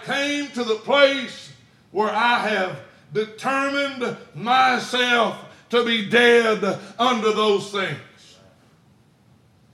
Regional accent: Alabama, United States; I grew up in Alabama

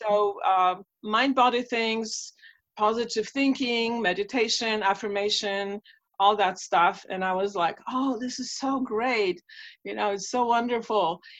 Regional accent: Warsaw, Masovian Voivodeship, Poland; English is a second language; moved away; when I was growing up in Warsaw, Poland

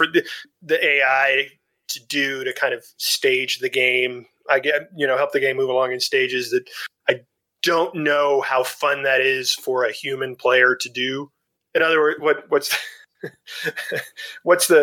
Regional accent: Dallas, Texas, United States; my hometown of Dallas, Texas

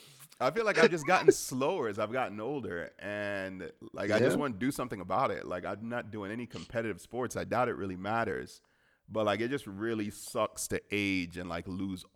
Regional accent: Miami, Florida, United States; the Dolphins were my hometown team

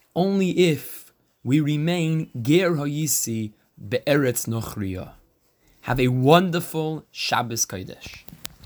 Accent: United States; we're American

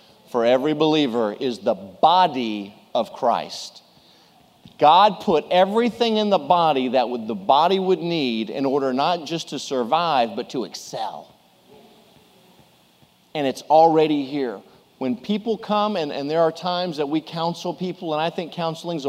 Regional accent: Houston, Texas, United States; April 1st, 1966, in Methodist Hospital in Houston, Texas

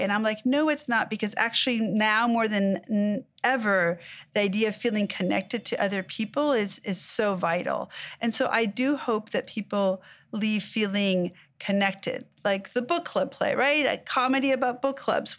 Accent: Mexico; now in United States; I was born in Mexico, I moved to the United States

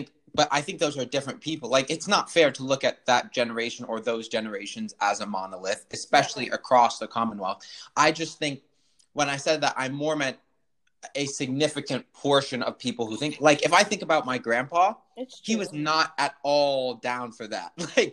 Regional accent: England, United Kingdom; While it is true that I'm English, it is also true that that English family faced significant discrimination because they are not considered white because they are gypsies.

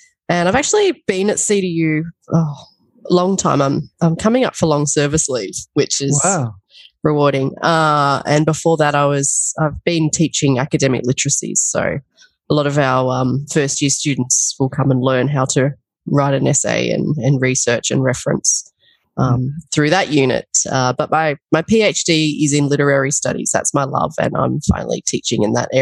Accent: Albury, New South Wales, Australia; I'm an Albury girl. So I would say New South Welshman through and through.

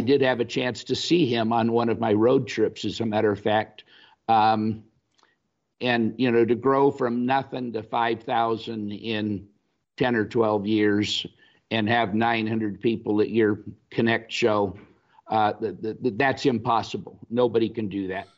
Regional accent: Los Angeles, California, United States; moved away as an adult; also born or lived in Fargo, North Dakota / Saint Louis; both of us having been born and raised in Los Angeles

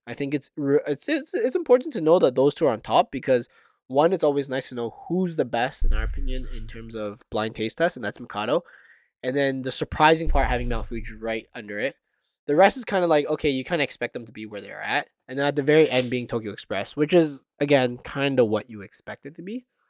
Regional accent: Canada; being Canadian

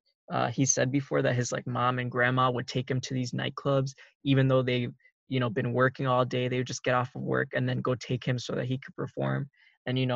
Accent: Minnesota, United States; we're both from Minnesota

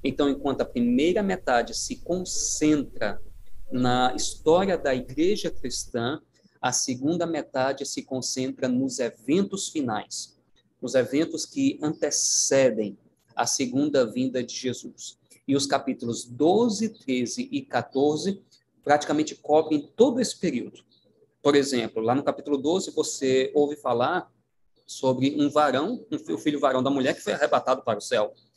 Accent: Paraíba, Brazil; moved away; eu sou da terra aí, né, do, Uh, sou da Paraíba e uh, sou a minha origem aí na, na, na, União Nordeste

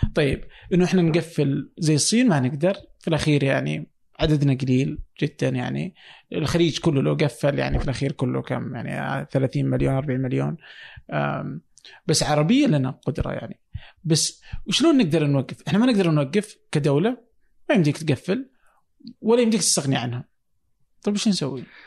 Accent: Saudi Arabia; عندنا في السعوديه

